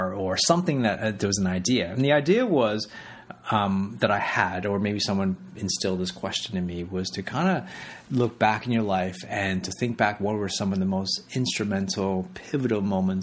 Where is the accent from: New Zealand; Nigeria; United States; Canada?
Canada; also born or lived in Hong Kong; I was born in Canada, but at age of 5, I actually left to go to Hong Kong. My parents moved us to Hong Kong for 4 years